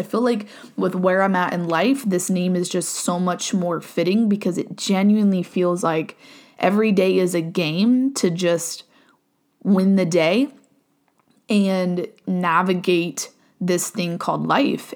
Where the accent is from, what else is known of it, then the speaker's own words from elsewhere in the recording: Ohio, United States; moved away as an adult; now in Virginia, United States; born and raised in Ohio, moved to Virginia, um, in twenty twenty-one.